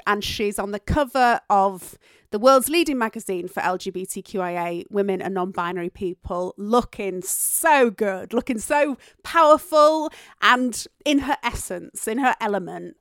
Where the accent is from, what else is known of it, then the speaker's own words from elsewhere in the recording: Yorkshire and the Humber, United Kingdom; accent: Yorkshire tones; I am from Yorkshire